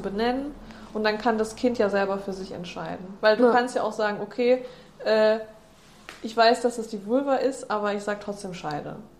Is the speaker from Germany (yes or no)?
yes; Germany; Bei uns in Deutschland